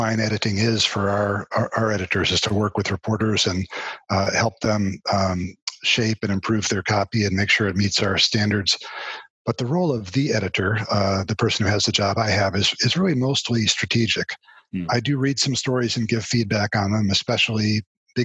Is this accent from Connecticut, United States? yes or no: yes; Connecticut, United States; moved away as an adult; also born or lived in Boston, United States / Miami, United States / St. Petersburg, Florida, United States; now in Dallas, United States; I am originally from Connecticut and grew up there.